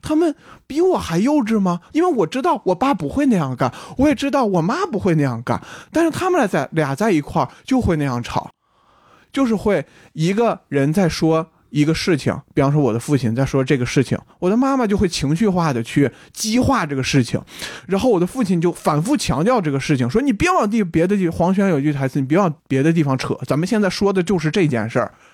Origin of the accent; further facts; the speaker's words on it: Baotou, Inner Mongolia, China; now in Beijing, China; 我是内蒙古包头人，然后《乌海》就在我们旁边儿 所以我从小到大是能了解到这个城市的